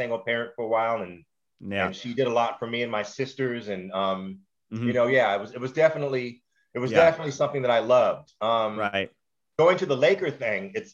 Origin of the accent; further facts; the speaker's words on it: Los Angeles, California, United States; also born or lived in Newark, New Jersey; grow up